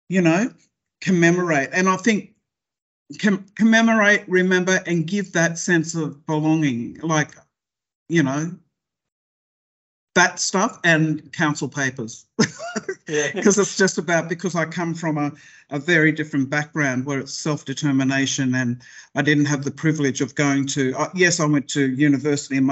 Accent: Tweed Heads, New South Wales, Australia; also born or lived in Brisbane, Queensland; now in Sydney, Australia; I come from the Northern Rivers, Tweed Heads, Chindra, in fact. I was born in Brisbane.

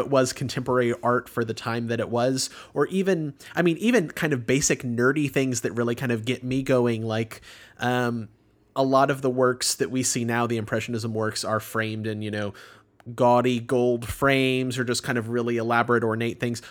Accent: Houston, Texas, United States; born or raised there

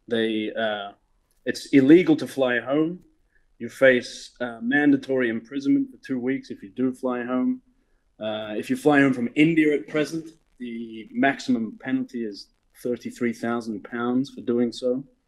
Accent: Melbourne, Victoria, Australia; moved away as an adult; also born or lived in Southeast Asia; Melbourne, Australia, from the criminal classes of outer suburban Melbourne.

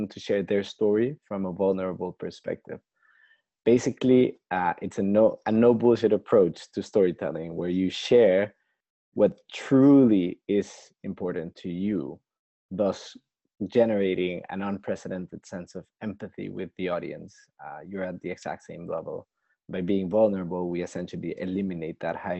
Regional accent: Costa Rica; now in London, United Kingdom; back in my home country of Costa Rica

